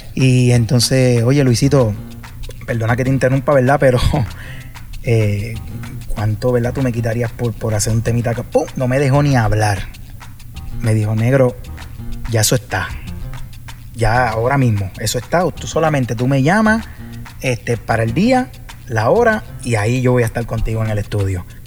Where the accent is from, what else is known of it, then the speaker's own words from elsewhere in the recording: Puerto Rico; yo vengo de Puerto Rico, de, la isla y, aquí está este boricua en, un sitio tropical